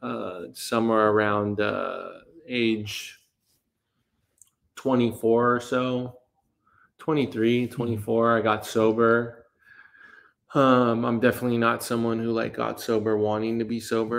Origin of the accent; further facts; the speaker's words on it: Burbank, California, United States; I grew up in Burbank, came from a pretty dysfunctional household